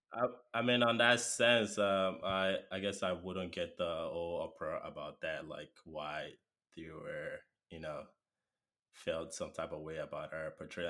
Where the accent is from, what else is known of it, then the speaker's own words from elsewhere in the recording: Lagos, Nigeria; moved away as an adult; now in United States; I'm from Nigeria. Uh, I grew up in, uh, Lagos, it's by the coast of Nigeria.